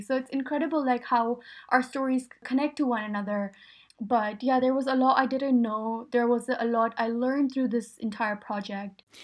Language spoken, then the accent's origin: English; Pakistan; moved away; I grew up in Pakistan